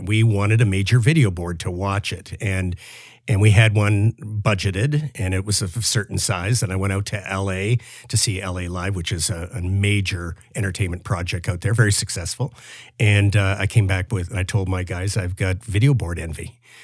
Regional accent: Windsor, Ontario, Canada; now in Toronto, Canada; as a kid growing up in Windsor

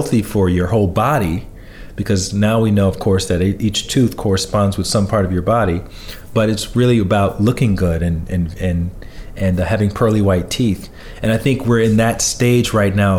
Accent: Alabama, United States; I grew up in Alabama, you know, I'm 43 right now

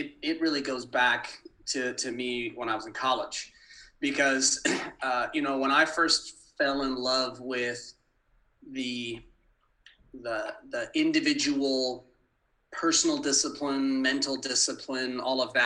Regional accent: Manhattan Beach, California, United States; moved away; my hometown of LA in Manhattan Beach

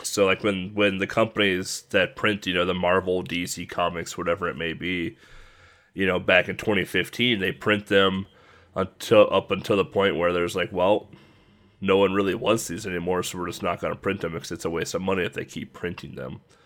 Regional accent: United States; as an American

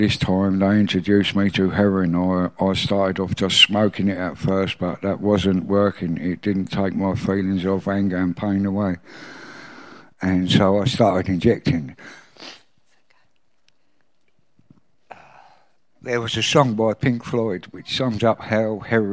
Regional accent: Maidstone, South East England, United Kingdom; I was born in Maidstone in 1966

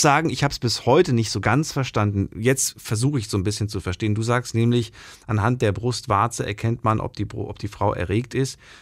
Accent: GDR, East Germany, Germany; Ich bin ja, ähm, äh, geboren in der DDR

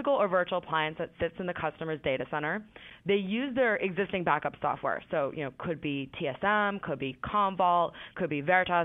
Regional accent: Boston, Massachusetts, United States; I'm from Boston

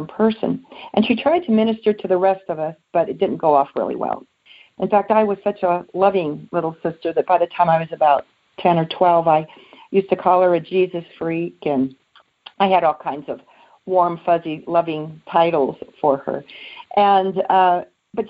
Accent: South Bay, California, United States; I was born and raised in California, along the beaches, the South Bay area, along Redondo, Torrance, Manhattan Beach, in that area, and Rolling Hills.

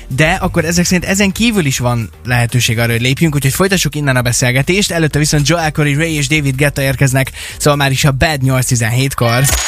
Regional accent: Kecskemét, Bács-Kiskun, Hungary; now in Szeged, Hungary; én úgy nőttem föl gyerekkoromban, hogy ahol mi laktunk Kecskeméten

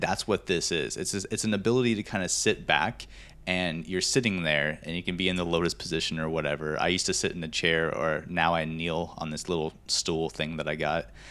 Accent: Montana, United States; growing up in Montana, I love being outdoors

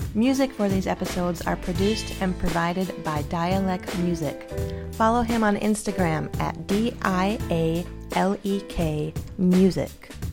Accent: Saint Paul, Minnesota, United States; I'm a I'm a homegrown girl, so I grew up in St. Paul

